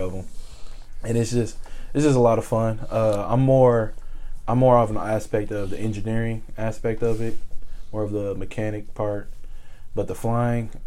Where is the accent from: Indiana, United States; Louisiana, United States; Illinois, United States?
Indiana, United States; Indianapolis; moved away; in Indianapolis. Man, I just got to rep my city for real